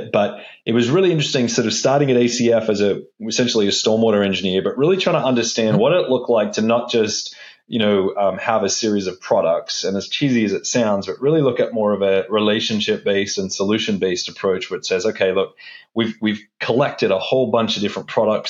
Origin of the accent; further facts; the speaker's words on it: Australia; moved away; also born or lived in Wollongong; I grew up in Australia. That's why my voice or accent is a little bit strange